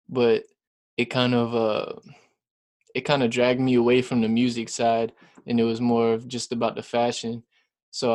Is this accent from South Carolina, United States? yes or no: yes; South Carolina, United States; also born or lived in Lexington, South Carolina / Elgin, South Carolina; I'm from South Carolina, firstly. I've lived here pretty much my whole life. Moved around the state probably four times. Started off in, like, Lexington